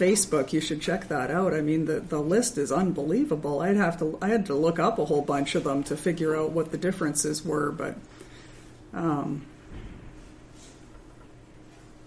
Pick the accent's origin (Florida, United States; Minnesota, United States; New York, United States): Minnesota, United States; I'm from Minnesota